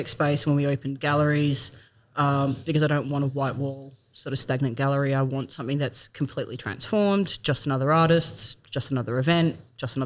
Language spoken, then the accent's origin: English; Perth, Western Australia, Australia; moved away as an adult; now in Bendigo, Australia; I'm originally from Perth